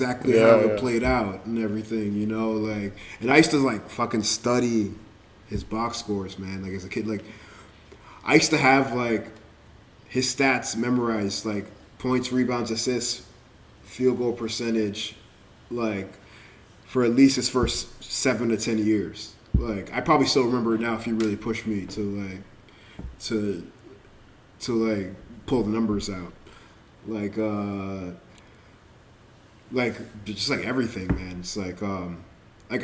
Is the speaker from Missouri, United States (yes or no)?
no; Miami, Florida, United States; born or raised there